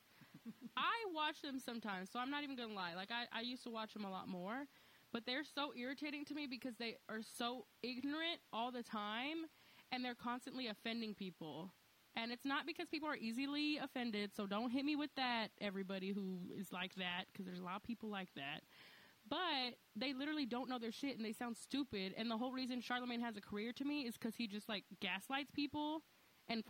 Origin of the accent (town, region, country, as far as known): Texas, United States